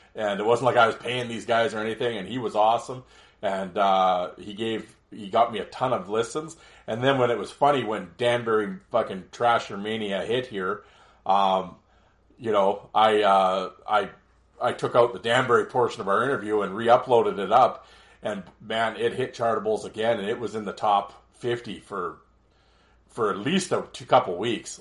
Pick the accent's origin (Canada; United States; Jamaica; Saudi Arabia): Canada